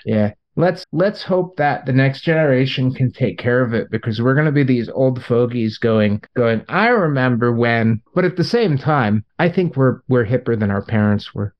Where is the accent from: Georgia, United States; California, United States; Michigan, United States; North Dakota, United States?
California, United States; Long Beach; my hometown